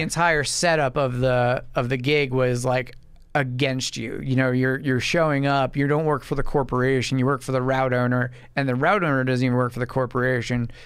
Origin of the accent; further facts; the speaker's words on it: Medford, United States; I'm from Medford, right out east from here, and, uh, grew up out there